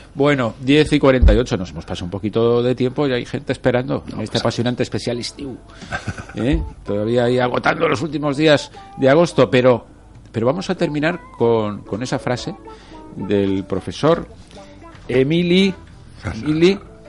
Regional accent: Torrent, Valencian Community, Spain; soy de, de Torrent

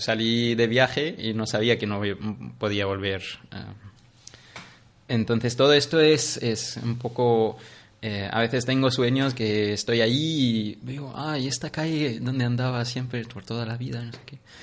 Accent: Syria; Spanish is a second language; moved away as an adult; also born or lived in Iraq; now in Barcelona, Spain; me preguntan de dónde eres. Les digo de Siria.

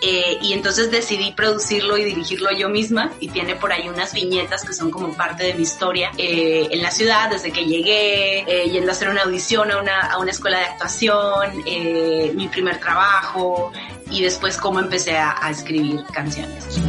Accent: Monterrey, Nuevo León, Mexico; first language Spanish; moved away as an adult; now in New York, United States; yo soy de México, soy de la ciudad de Monterrey, en el norte de México

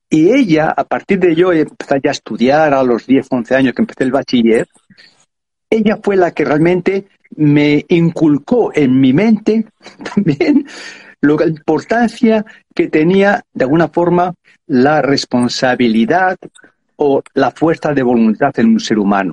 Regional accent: Madrid, Community of Madrid, Spain; yo nací en Madrid

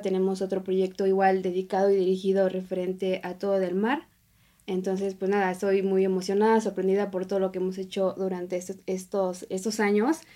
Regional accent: Oaxaca, Mexico; now in Mexico City, Mexico; yo soy de Oaxaca

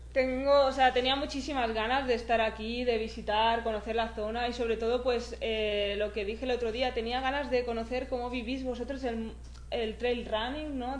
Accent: Spain; empecé a correr carreras un poco pues más regionales por mi pueblo y, y luego ya al año siguiente ya algo más nacional por España

